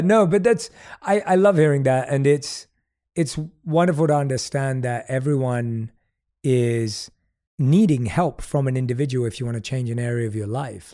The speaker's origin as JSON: {"language": "English", "region": "London", "country": "United Kingdom", "tie": "born or raised there", "also_born_or_lived": "New York / Mumbai", "moved": "yes", "lives_now": "Los Angeles, United States", "said": "I grew up in London, which is obviously this big city"}